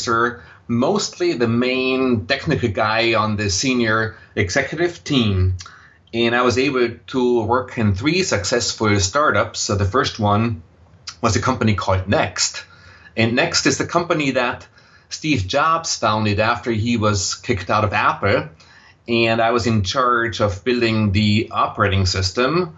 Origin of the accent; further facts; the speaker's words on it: Austria; accent: Austrian, German; English is a second language; moved away as an adult; also born or lived in Vienna, Austria / Silicon Valley, United States; now in United States; you will detect a slight accent in my voice, and that accent is Austrian, German. So I grew up in Austria